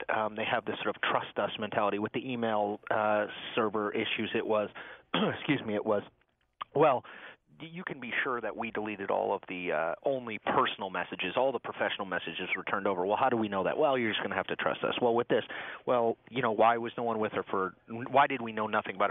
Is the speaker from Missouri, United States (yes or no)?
no; Connecticut, United States; moved away; I grew up in Connecticut